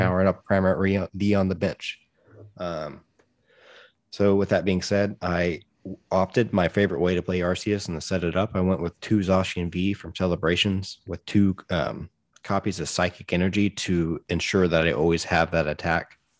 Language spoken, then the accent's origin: English; United States; part of being an American